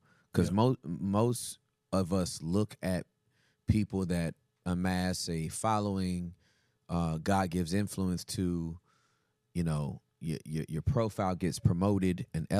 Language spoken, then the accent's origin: English; Inglewood, California, United States; moved away; I'm Inglewood. Inglewood, Cali.